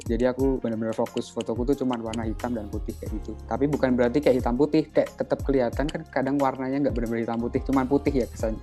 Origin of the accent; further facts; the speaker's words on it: Wonogiri, Central Java, Indonesia; moved away as an adult; now in Yogyakarta, Indonesia; Aku asalnya dari Wonogiri, tapi kuliahnya di UGM